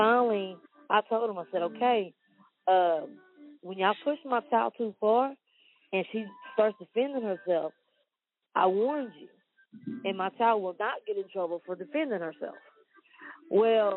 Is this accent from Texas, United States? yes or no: yes; Wortham, Texas, United States; I grew up in Wortham. I graduated from Wortham.